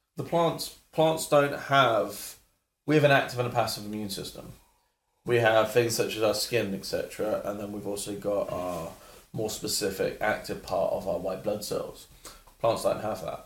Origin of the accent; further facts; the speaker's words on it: London, United Kingdom; I grew up in London